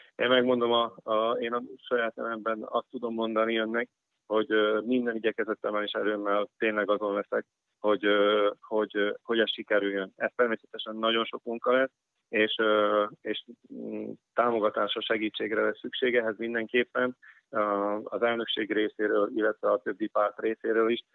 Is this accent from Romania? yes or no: no; Hungarians, southern Slovakia, Slovakia; magyarok vagyunk